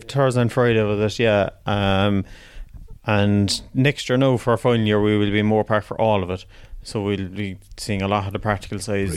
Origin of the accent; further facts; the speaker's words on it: Macroom, Munster, Ireland; I'm from Macroom, County Cork, down the banks of the River Lee